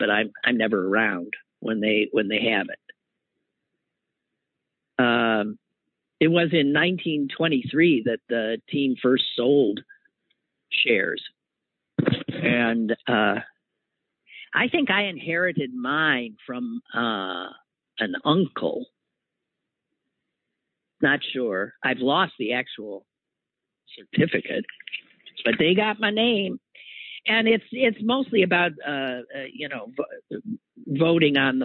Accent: Green Bay, Wisconsin, United States; moved away; It's from the Packers, my hometown.

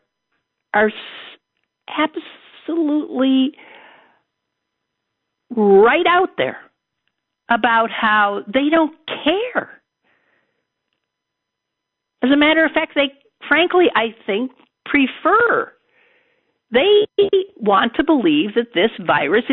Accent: Green Bay, Wisconsin, United States; moved away; my hometown, where my mom is in Green Bay, Brown County

